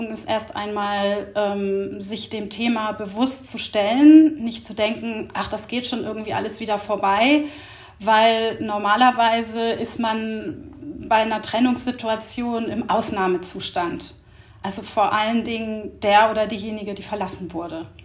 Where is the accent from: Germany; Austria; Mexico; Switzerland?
Germany; Hamburg; ich bin 53 Jahre alt und ich komme aus Hamburg.